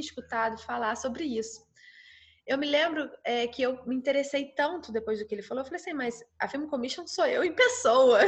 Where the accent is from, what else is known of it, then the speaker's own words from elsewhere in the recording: Petrópolis, Rio de Janeiro, Brazil; eu sou de Petrópolis, região serrana do Rio de Janeiro